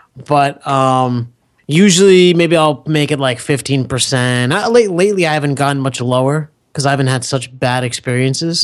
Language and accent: English; United States; I'm American.